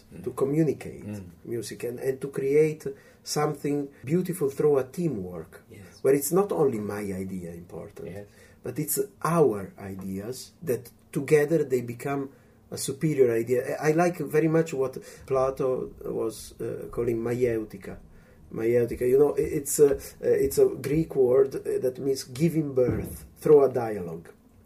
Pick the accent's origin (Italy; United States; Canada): Italy; as soon as I went to the primary school in my hometown